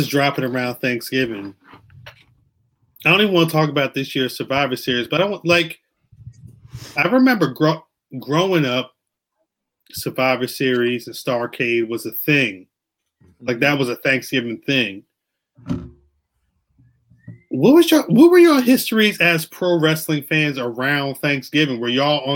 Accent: New Jersey, United States; I'm from Jersey

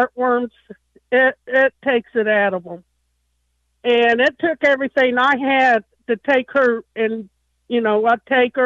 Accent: a reservation in California, United States; moved away; I'm Native American. I came off the reservation in California

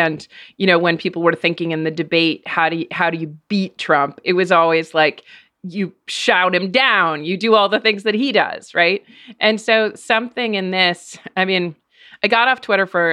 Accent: New Hampshire, United States; I'm from New Hampshire

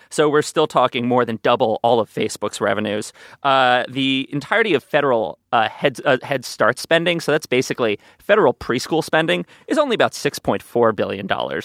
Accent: New York City, New York, United States; as a New Yorker

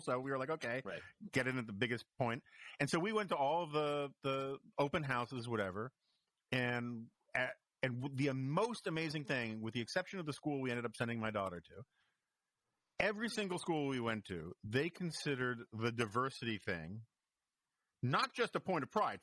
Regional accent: New York, United States; now in Washington, DC, United States; I grew up in New York

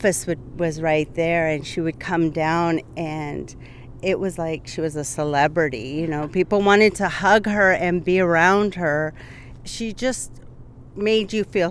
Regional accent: United States; I am Lakota. I am from Standing Rock and Rosebud

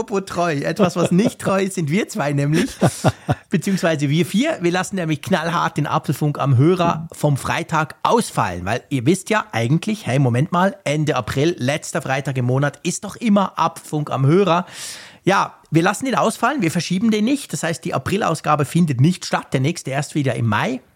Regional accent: Bern, Switzerland; bei uns in Bern

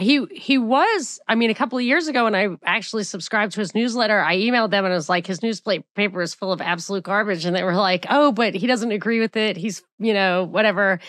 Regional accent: New York, United States; moved away; also born or lived in Atlanta; I'm from New York

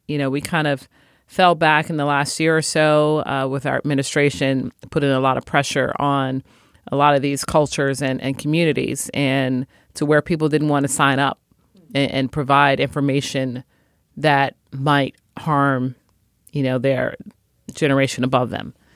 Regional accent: Chicago, Illinois, United States; I was born and raised in Chicago

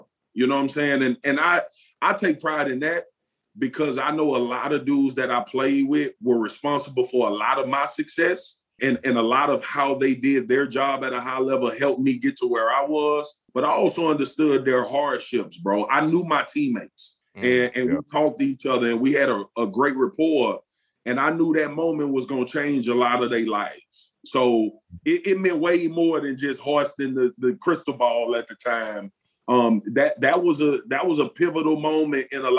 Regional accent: Baton Rouge, Louisiana, United States; I grew up playing in South Baton Rouge for the South Baton Rouge Rams.

